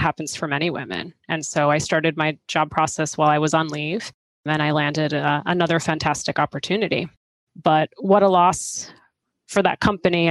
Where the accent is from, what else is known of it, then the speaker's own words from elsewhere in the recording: outside of Boston, Massachusetts, United States; I grew up outside of Boston